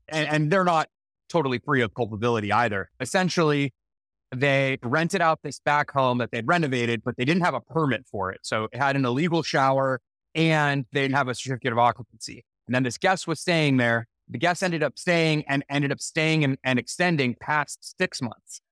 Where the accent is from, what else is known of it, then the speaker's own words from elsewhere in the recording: Los Angeles, California, United States; my hometown